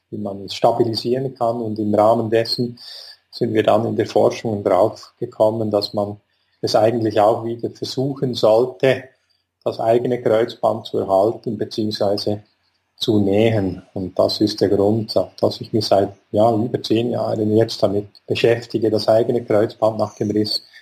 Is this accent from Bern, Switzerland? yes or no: yes; Bern, Switzerland; ich komme aus Bern, bin hier an der Sonnenhofklinik tätig